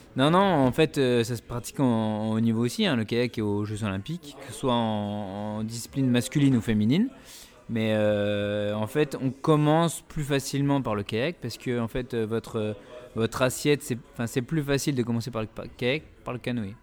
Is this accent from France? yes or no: yes; Épinal, Grand Est, France; on vient tous les deux d'Épinal